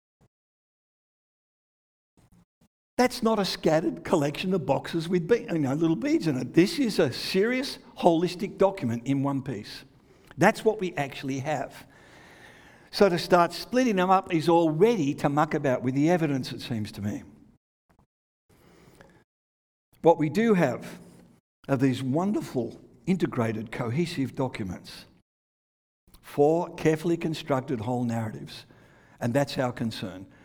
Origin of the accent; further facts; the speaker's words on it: Australia; moved away; also born or lived in England; When I was growing up in Australia